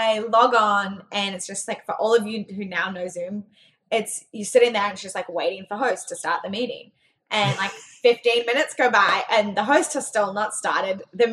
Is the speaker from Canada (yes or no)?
no; Australia; I was Australian